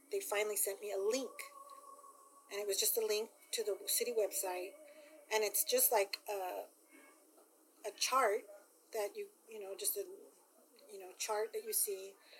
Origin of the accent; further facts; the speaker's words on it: Lynwood, California, United States; also born or lived in Compton, California; I'm from Linwood and in Compton